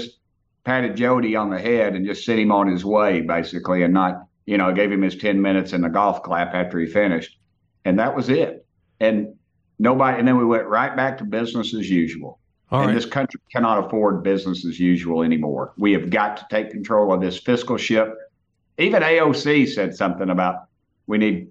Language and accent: English; Tennessee, United States; I come from Tennessee